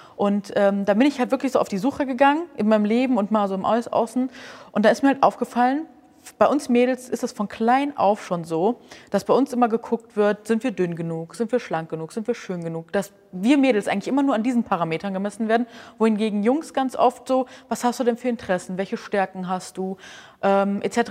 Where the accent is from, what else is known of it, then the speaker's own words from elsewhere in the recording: Hamburg, Germany; ich komme aus Hamburg